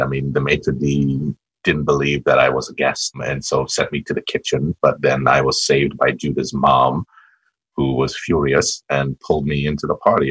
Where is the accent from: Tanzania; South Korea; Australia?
Tanzania; also born or lived in Trondheim, Norway; I'm a Tanzanian citizen.